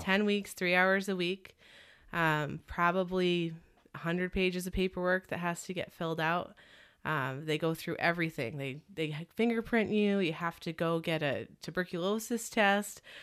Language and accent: English; Connecticut, United States; moved away as an adult; also born or lived in Burlington, Vermont; I grew up in Connecticut